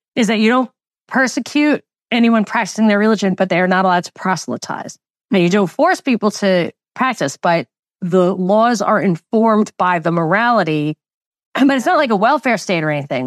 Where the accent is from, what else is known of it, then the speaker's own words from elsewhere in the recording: New York, United States; I grew up in New York in the most Jewish county